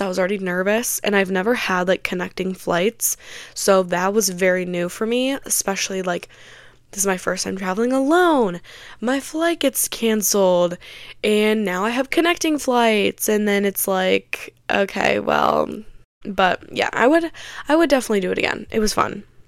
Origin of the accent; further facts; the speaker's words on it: Michigan, United States; I am from Michigan